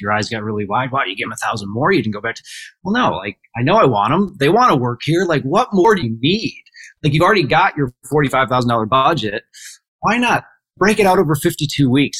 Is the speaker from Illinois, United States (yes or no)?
no; Port Clinton, Ohio, United States; I'm from Port Clinton, Ohio, and I operate our family's grocery and hardware stores